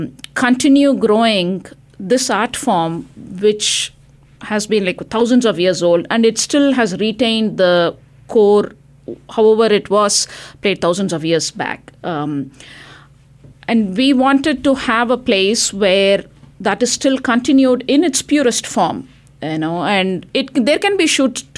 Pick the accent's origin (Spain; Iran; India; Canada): India; now in United States; I moved from India, you know, and we made a choice to come and live here.